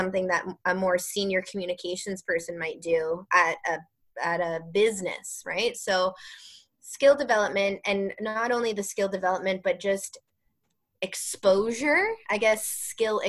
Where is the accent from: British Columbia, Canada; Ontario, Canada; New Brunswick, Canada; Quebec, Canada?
Ontario, Canada; Waterloo Region; moved away as an adult; now in Halton Region, Canada; I grew up in Waterloo region. I now live in Halton region